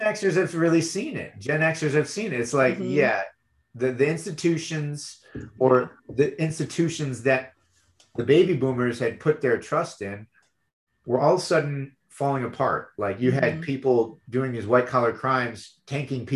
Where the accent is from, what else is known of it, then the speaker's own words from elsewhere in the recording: Michigan, United States; moved away; I was born and raised in Michigan